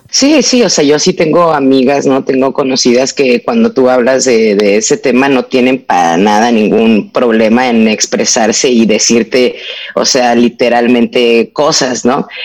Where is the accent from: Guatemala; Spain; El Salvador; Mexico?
Mexico; moved away as an adult; also born or lived in Europe; yo me fui de México cuando yo tenía 18 años y me fui a vivir a Europa